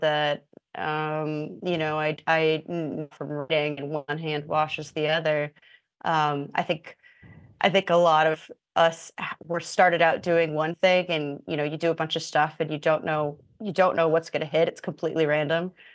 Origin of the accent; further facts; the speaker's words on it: Indiana, United States; moved away as an adult; now in New York, United States; I'm from Indiana, but I've moved to New York 'cause nothing going on in Indiana